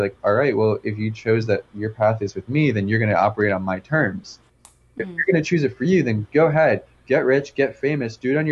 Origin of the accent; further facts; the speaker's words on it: New Jersey, United States; moved away; I'm from New Jersey